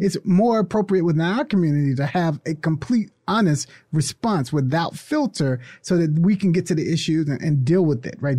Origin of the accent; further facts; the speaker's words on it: United States; I love being American.